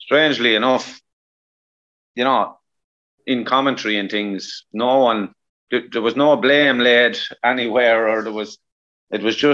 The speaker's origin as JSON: {"language": "English", "country": "Ireland", "said": "Us as Irish people"}